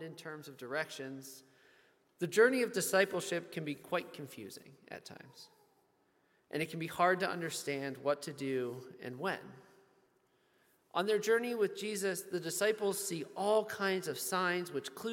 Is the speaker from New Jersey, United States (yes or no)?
no; Baltimore, Maryland, United States; from my hometown of Baltimore, Maryland